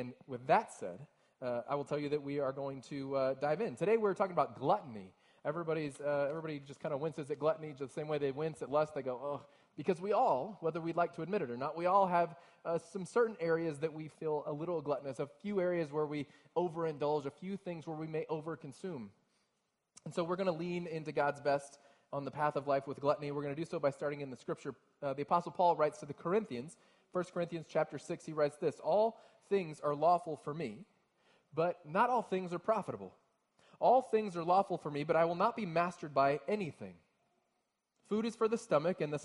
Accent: Texas, United States; now in Ohio, United States; I'm from Texas originally

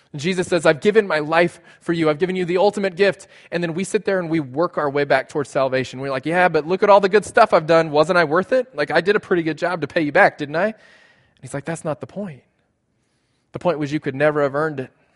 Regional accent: South Texas, United States; moved away; I grew up in South Texas.

